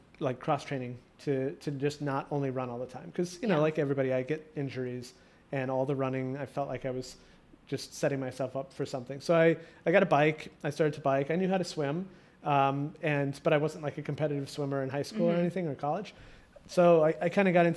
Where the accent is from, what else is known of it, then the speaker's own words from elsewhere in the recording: Midwest, United States; moved away as an adult; I was moving east, because I'm from the Midwest